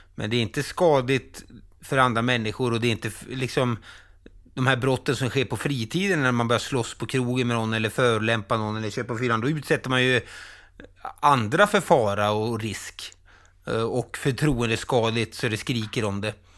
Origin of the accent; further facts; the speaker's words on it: Falun, Dalarna County, Sweden; Falun, min hemstad